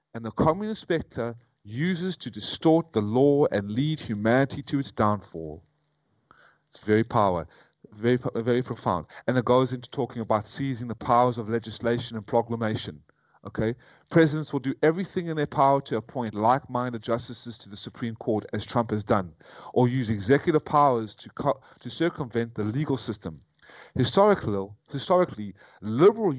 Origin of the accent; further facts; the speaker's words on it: United States; moved away as an adult; now in Vietnam; I was brought up on Judeo-Christian values in America